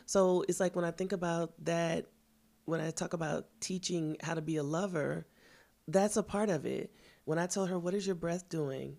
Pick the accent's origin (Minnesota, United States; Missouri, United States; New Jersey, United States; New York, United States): Missouri, United States; Kansas City; I'm from Kansas City, Missouri